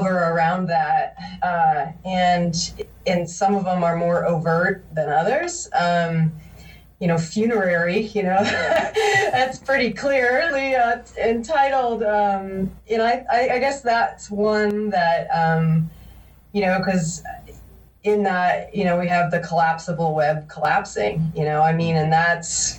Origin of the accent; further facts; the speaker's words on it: Massachusetts, United States; moved away; I'm actually originally from Massachusetts